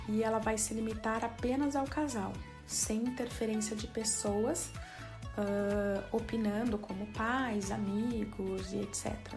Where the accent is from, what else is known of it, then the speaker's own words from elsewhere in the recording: Brazil; moved away as an adult; now in Portugal; Sou brasileira, residente em Portugal há um ano e meio